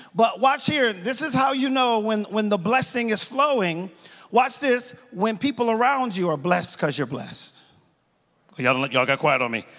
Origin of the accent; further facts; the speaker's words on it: Dover, Delaware, United States; moved away; Born and raised in Dover, Delaware, went to Delaware State College